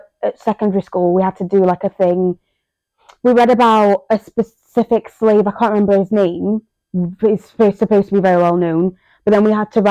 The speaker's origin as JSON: {"language": "English", "region": "England", "country": "United Kingdom", "tie": "born or raised there", "also_born_or_lived": "Zambia", "second_language": "English", "said": "I grew up in England, and who, being from Zambia"}